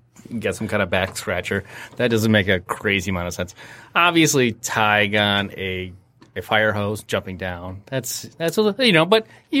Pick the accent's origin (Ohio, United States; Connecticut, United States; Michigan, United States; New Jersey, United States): Michigan, United States; Romulus; where I was born in Romulus.